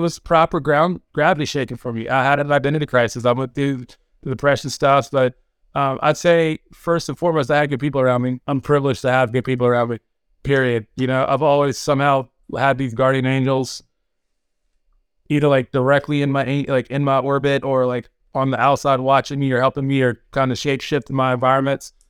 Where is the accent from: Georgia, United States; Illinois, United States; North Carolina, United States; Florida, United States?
North Carolina, United States; I'm originally from North Carolina